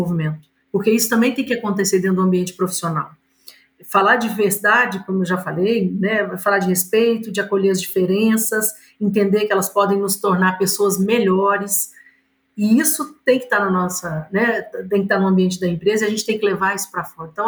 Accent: Minas Gerais, Brazil; born there; Somos, né, nascemos aqui em Minas Gerais, então é um orgulho para nós estar com vocês aqui hoje.

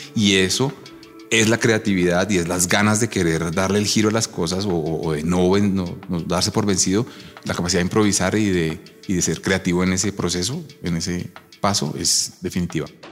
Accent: Bogotá, Colombia; Yo soy fotógrafo bogotano

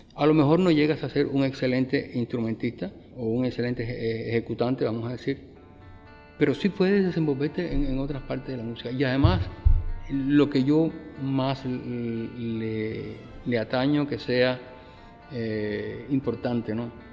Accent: Cuba; moved away as an adult; now in Mexico; vengo de, la mayor de las Antillas. Mm. O sea, vengo de Cuba

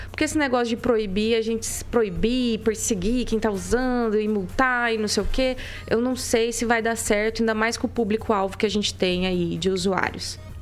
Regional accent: Maringá, Paraná, Brazil; eu sou a única maringaense aqui?

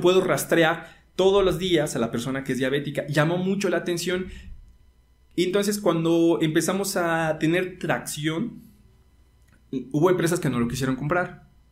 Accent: Mexico; porque como mexicanos, yo soy de escuela pública, 100%

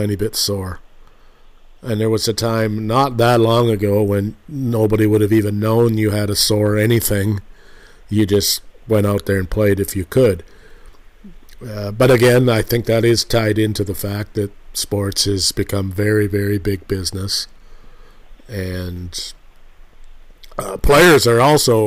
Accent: Canada; I'm a Canadian

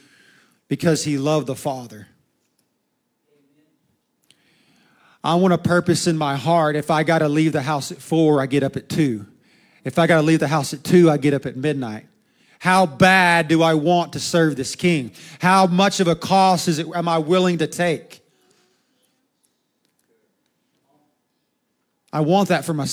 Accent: United States

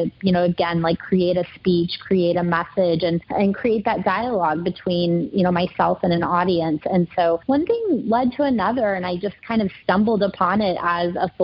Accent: Kansas City, Missouri, United States; moved away as an adult; now in Dallas, United States; I'm from Kansas City, Missouri, born and raised, lived there my entire life, including college

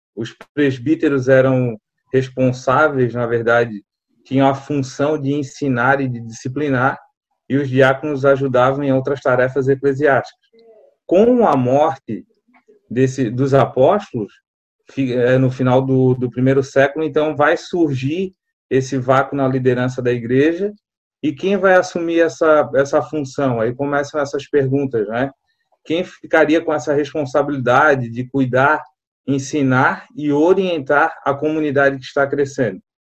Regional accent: Florianópolis, Santa Catarina, Brazil; eu sou manezinho de Floripa, manezinho da ilha, na verdade, né? Nasci na, na Carmela Dutra

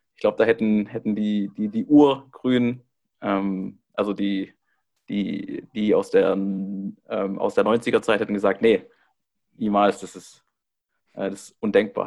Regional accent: Baden-Württemberg, Germany; moved away; ich komme eigentlich aus Baden-Württemberg

